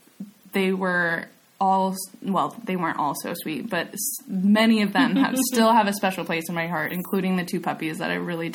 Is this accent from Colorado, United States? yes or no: yes; Longmont, Colorado, United States; moved away as an adult; now in Birmingham, United Kingdom; I live in Birmingham. I almost said Alabama, too. Jeez, Birmingham, England. I'm originally from Longmont, Colorado, hence the complete lack of an accent.